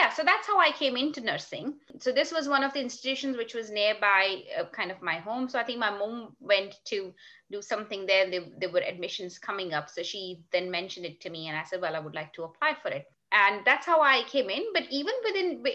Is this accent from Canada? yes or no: no; Karachi, Sindh, Pakistan; moved away as an adult; now in Sheffield, United Kingdom; I was born and raised in Pakistan, in Karachi.